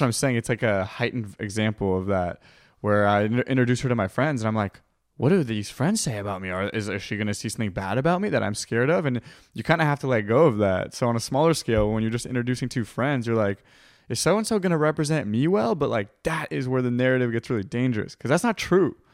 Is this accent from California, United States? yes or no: yes; California, United States; I'm from California